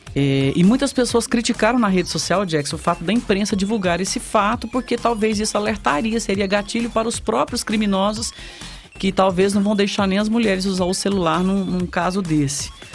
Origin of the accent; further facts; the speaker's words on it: Sertãozinho, São Paulo, Brazil; fomos criados ali no Marciano Brandão